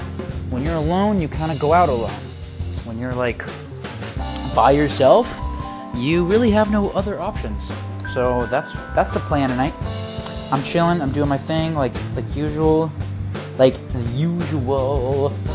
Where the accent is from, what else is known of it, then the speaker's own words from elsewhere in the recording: United States; I'm from America.